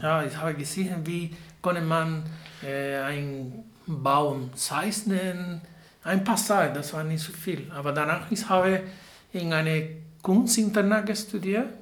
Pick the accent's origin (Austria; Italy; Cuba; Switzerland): Cuba; Havana; German is a second language; moved away as an adult; now in Marburg, Germany; Ja, ich komme aus Havanna, Kuba